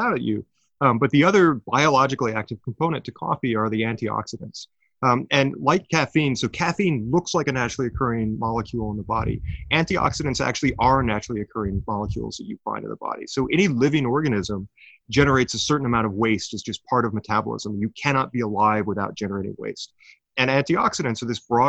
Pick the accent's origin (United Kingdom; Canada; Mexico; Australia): Canada; Sudbury, Ontario; my hometown of Sudbury, Ontario